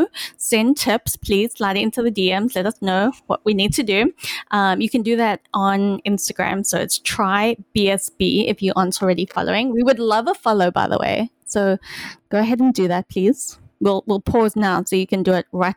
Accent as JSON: {"language": "English", "country": "South Africa", "tie": "born or raised there", "moved": "yes", "said": "My closest connection to ice hockey as a South African growing up was watching the Mighty Ducks and Miracle"}